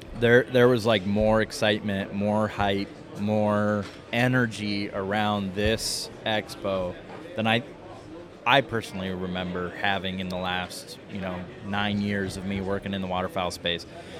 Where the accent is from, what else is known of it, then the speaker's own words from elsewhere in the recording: Iowa, United States; moved away as an adult; also born or lived in South Dakota; so I moved from Iowa. I grew up in Iowa and then moved to South Dakota State for college